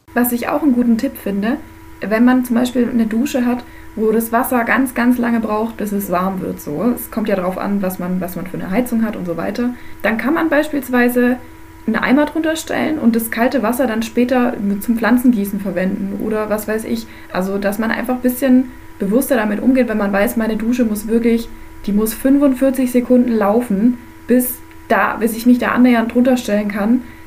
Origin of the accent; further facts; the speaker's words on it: Germany; also born or lived in Bavarian Forest area, Bavaria; als Deutsche